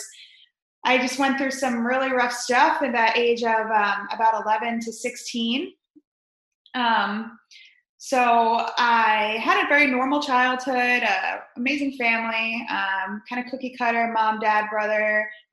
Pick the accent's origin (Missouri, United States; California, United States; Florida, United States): Florida, United States; Spring Hill; also born or lived in New York / Chicago; now in Tampa, United States; we moved to Spring Hill, Florida, which not many people have heard